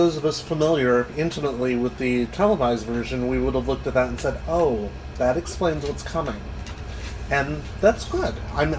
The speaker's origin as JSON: {"language": "English", "country": "United States"}